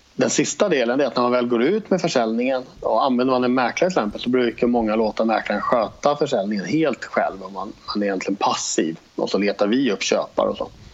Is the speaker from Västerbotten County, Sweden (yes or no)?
no; Stockholm, Stockholm County, Sweden; moved away as an adult; now in Jönköping, Sweden; Jag bor i Jönköping, jag är uppvuxen i Stockholm från början men har bott här nere nu i tio år ungefär